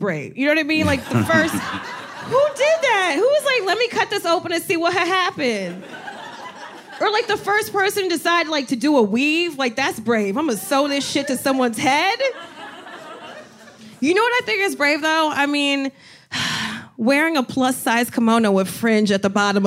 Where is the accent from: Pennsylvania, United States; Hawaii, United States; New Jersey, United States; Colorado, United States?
New Jersey, United States; Even when I was like 10 years old, I'm from Jersey. I would go to Six Flags with friends